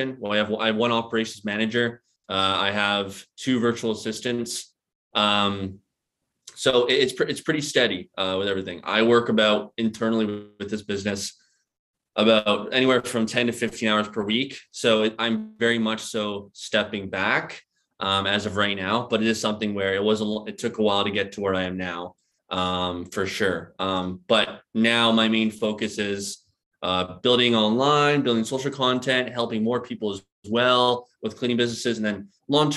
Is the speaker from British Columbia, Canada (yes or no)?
yes; British Columbia, Canada; moved away as an adult; also born or lived in Philadelphia, United States; my hometown over in British Columbia